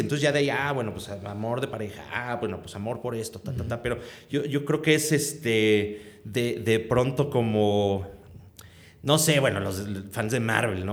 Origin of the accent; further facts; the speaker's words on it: Mexico; pues aquí de México